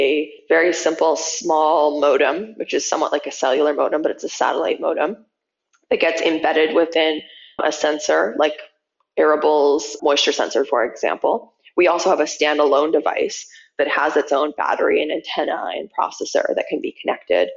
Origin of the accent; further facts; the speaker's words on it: Manitoba, Canada; growing up in Manitoba, like driving out to my dad's family farm